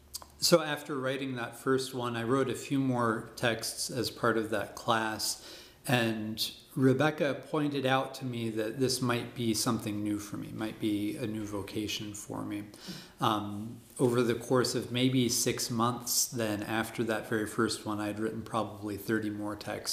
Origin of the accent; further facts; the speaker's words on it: Oregon, United States; moved away as an adult; also born or lived in Alabama; now in Indiana, United States; I grew up in Alabama and then in Oregon. In Oregon, we attended a Baptist church, and that's where I was baptized, in the Willamette River, by immersion, when I was 13 years old.